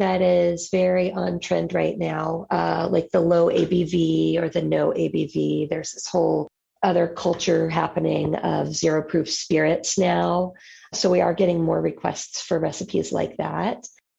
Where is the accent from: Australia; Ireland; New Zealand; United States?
United States; Atlanta, Georgia; now in Tampa, United States; No, I'm originally from Atlanta, but my family moved here. I would say I got here like almost all of the other non-native Floridians.